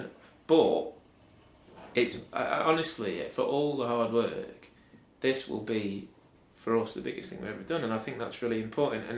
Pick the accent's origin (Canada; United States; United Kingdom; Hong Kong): United Kingdom; Stafford, West Midlands; moved away as an adult; now in Manchester, United Kingdom; Stafford, where I'm from